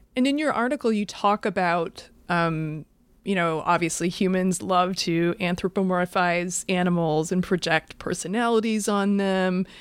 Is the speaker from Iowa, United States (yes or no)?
yes; Iowa, United States; moved away; I'm from Iowa originally